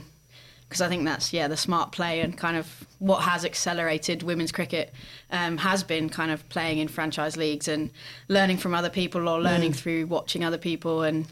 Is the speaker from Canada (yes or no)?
no; England, United Kingdom; Yeah, because my parents were from the north of England, and but I grew up in the south, and there's two very different accents.